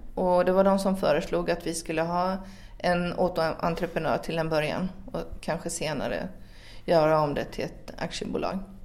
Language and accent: Swedish; Finland; also born or lived in Sweden; now in France; jag är född i Finland